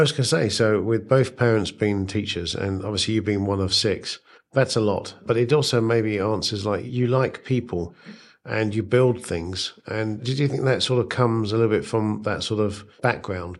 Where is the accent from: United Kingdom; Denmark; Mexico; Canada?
United Kingdom; also born or lived in India; now in United States; moved to the U K when I was nine months old, so it, it doesn't really count. And, uh, so brought up in the U K.